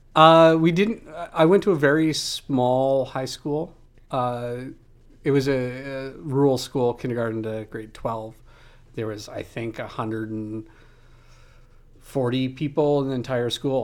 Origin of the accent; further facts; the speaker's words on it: outside a small town near Moose Jaw, Saskatchewan, Canada; moved away; I grew up outside of a small town. Uh, and, you know, in the big city for me was Moose Jaw